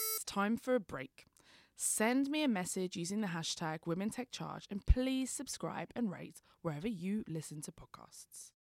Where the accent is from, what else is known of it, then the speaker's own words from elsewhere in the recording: London, United Kingdom; I'm from East London